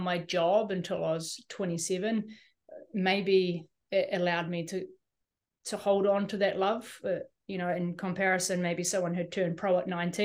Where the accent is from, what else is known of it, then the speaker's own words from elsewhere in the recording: New Zealand; as a Kiwi, we're kind of, as a New Zealander with only a New Zealand passport